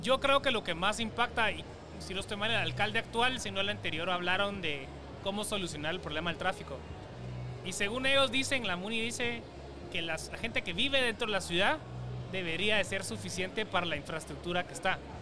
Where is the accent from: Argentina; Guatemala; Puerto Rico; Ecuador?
Guatemala; nos da como chapina